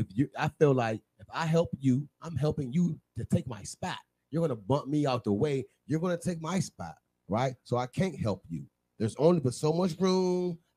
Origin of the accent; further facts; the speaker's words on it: Maryland, United States; I'm not from D.C. I'm from Maryland.